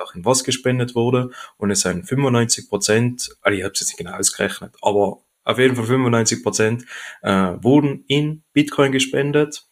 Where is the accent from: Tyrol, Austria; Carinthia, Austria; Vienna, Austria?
Tyrol, Austria; Oberland, Pitztal; now in Vöcklabruck, Austria; Ursprünglich komme ich aber aus Tirol, aus dem Obland, aus dem Pitztal genau gesagt